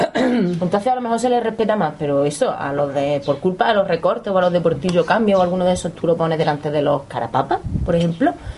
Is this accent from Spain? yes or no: yes; Córdoba, Andalusia, Spain; nosotras que somos de Córdoba